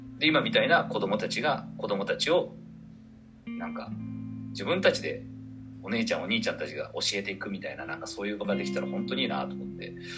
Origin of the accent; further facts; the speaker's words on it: Toyokawa, Aichi, Japan; moved away as an adult; now in Nagoya, Japan; 自分の街が、自分の生まれ育った街